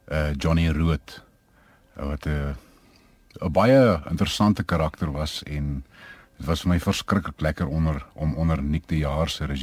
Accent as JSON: {"language": "Afrikaans", "town": "Kempton Park", "region": "Gauteng", "country": "South Africa", "tie": "born or raised there", "also_born_or_lived": "Pretoria", "said": "ek's gebore in 1954 in Kempton Park op die rand groot geword vir 'n groot gedeelte en toe ek Pretoria toe op Seuns Hoërskool gegaan, Afrikaans Hoërseunskool."}